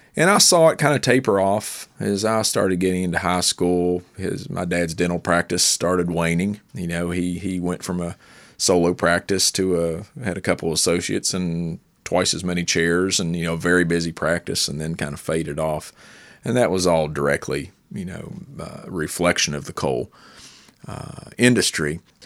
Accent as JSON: {"language": "English", "town": "Logan", "region": "West Virginia", "country": "United States", "tie": "born or raised there", "also_born_or_lived": "Lincoln County, West Virginia", "said": "I grew up in Southern West Virginia in Logan, and I was in Lincoln County."}